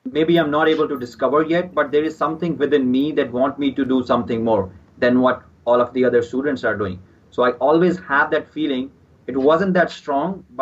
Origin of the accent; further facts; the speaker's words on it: Punjab, India; This is my hometown. I grew up here and I'm still living here.